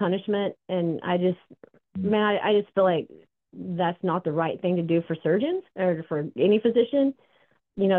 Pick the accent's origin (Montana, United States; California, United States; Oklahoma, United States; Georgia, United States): Oklahoma, United States; now in Austin, United States; I'm from Oklahoma originally